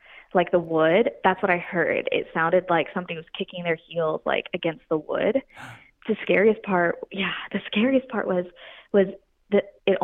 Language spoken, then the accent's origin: English; Pensacola, Florida, United States; I grew up actually in Florida, and I grew up right outside Pensacola, Florida